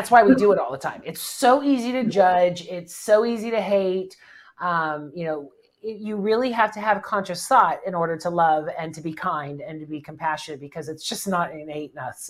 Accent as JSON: {"language": "English", "country": "United States", "said": "as an American"}